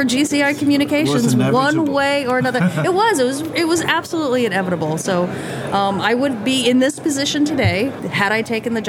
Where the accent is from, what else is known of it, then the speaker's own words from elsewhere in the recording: New Jersey, United States; moved away as an adult; also born or lived in New York / Florida / Colorado / Kansas; now in Montana, United States; I grew up in New York and New Jersey, very metropolitan, very, you know, and living in Montana, very rural